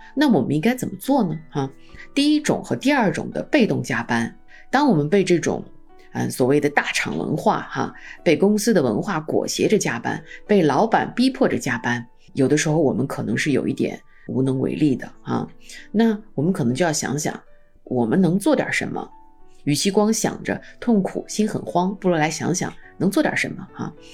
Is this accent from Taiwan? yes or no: no; China; 我们中国人集体主义文化